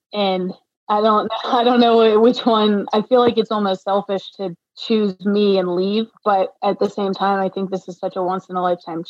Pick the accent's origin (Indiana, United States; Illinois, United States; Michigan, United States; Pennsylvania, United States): Pennsylvania, United States; also born or lived in North Carolina; I stayed in North Carolina for a few years, just working down there. I'm from Pennsylvania.